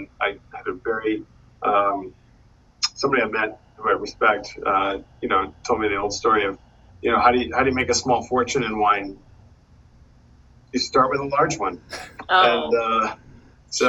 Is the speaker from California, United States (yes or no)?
no; Massachusetts, United States; moved away as an adult; also born or lived in the South / New York City; I grew up in Massachusetts, pretty rural Massachusetts